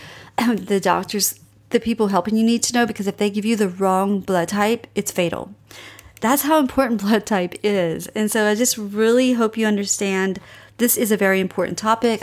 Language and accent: English; Cajun, Louisiana, United States; I'm Cajun